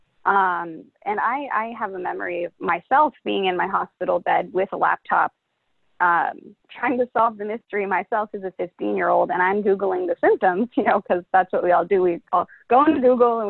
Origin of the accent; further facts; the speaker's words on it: Corte Madera, California, United States; also born or lived in Los Angeles, California; I've been here my whole life. I actually grew up here.